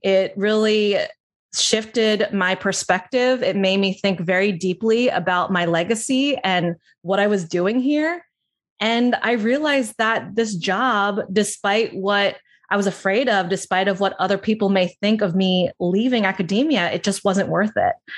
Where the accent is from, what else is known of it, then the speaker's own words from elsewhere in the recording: New Jersey, United States; I grew up in South Jersey, outside of Philadelphia.